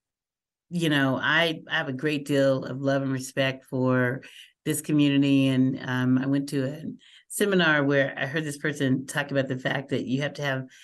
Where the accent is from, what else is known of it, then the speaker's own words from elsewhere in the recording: Muskogee, Oklahoma, United States; now in Albuquerque, United States; we grew up in Muskogee, Oklahoma, back in the pseudo South in the late 60s